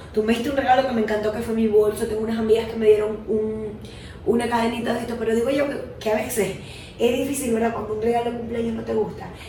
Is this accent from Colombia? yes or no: no; Venezuela; moved away; hay venezolanos de mierda que siempre hemos dicho